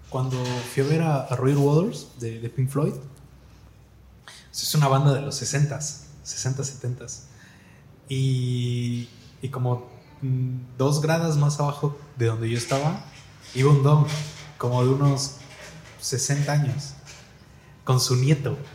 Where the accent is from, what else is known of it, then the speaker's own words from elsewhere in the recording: Cancún, Quintana Roo, Mexico; Y sí me gusta, pero me gasto mucho dinero, pues soy de Cancún, los vuelos y todo.